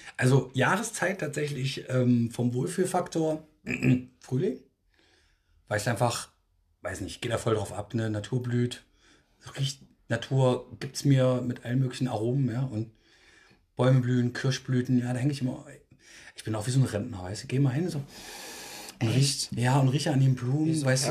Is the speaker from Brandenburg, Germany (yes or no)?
no; Thuringia, Germany; now in Berlin, Germany; bei uns in Thüringen